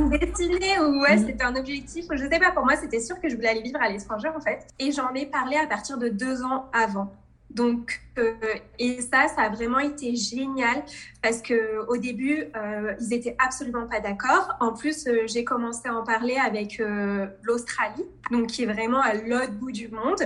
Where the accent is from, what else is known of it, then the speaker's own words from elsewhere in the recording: Provence-Alpes-Côte d'Azur, France; moved away as an adult; also born or lived in Tunisia (ancestry) / Nice; je suis née en France, je suis d'origine tunisienne. Et j'ai vécu en France toute ma vie